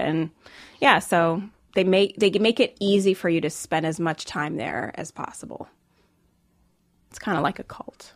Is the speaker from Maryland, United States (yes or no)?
yes; Rockville, Maryland, United States; also born or lived in Jamaica / New York City / Silicon Valley; I grew up, uh, just like forty-five minutes outside D C